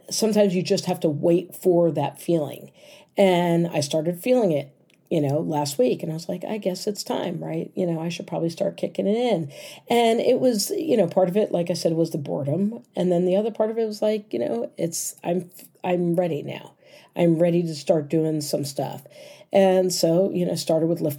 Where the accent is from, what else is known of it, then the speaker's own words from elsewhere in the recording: United States; As an American